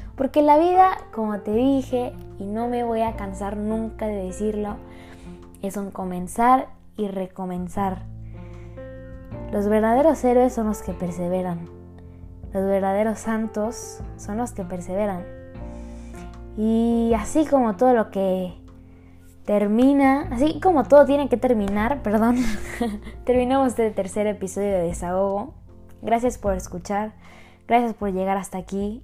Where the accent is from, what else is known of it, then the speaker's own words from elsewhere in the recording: Querétaro, Mexico; Yo soy de Querétaro